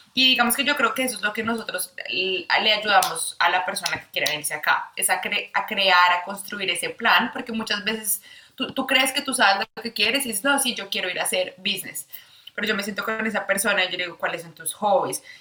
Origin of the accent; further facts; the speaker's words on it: Bogotá, Colombia; moved away as an adult; now in Australia; soy de Bogotá, Colombia. Me mudé a Australia hace cuatro años